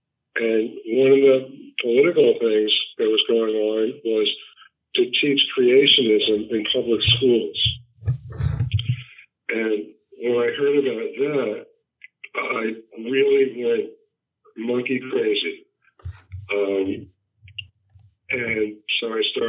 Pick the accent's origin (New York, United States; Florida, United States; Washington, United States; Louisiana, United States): New York, United States; I'm from New York, born and raised.